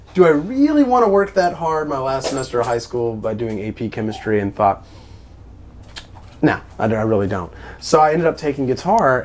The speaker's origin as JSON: {"language": "English", "area": "Ascension Parish", "region": "Louisiana", "country": "United States", "tie": "born or raised there", "said": "I grew up in Ascension Parish"}